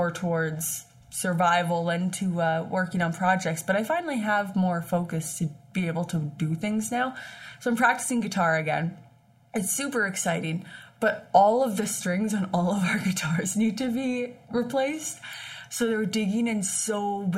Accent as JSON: {"language": "English", "region": "Saskatchewan", "country": "Canada", "tie": "born or raised there", "moved": "as an adult", "said": "before I moved away from Saskatchewan for school"}